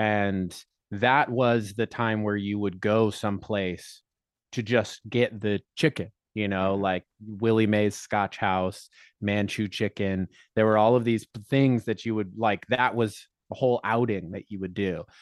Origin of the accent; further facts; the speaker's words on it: Colorado, United States; moved away as an adult; I grew up in Colorado lived there till I was 22